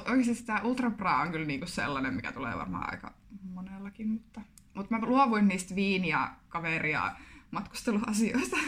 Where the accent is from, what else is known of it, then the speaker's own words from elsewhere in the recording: Kuopio, North Savo, Finland; now in Jyväskylä, Finland; Kuopiosta olen kotoisin.